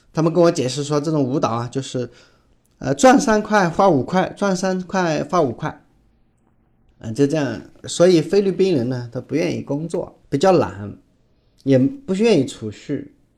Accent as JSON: {"language": "Chinese", "country": "China", "said": "我们中国人"}